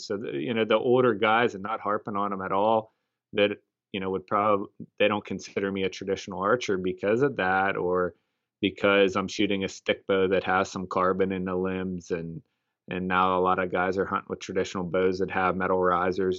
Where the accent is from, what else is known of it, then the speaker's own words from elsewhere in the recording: Punxsutawney, Pennsylvania, United States; we're from Pennsylvania, uh, specifically Punxsutawney, Pennsylvania, the home of the groundhog